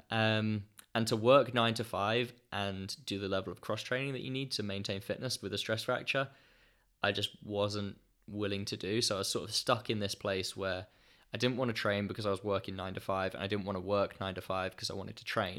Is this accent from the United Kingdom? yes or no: yes; Ipswich, East of England, United Kingdom; running on the roads around Ipswich in my hometown